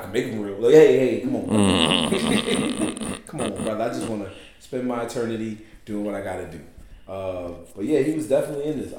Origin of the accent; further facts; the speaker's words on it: New York, United States; As a New Yorker